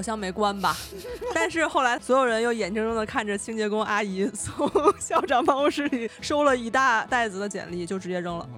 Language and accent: Chinese; Beijing, China; 我从小生活在北京嘛，就生活和升学 都在北京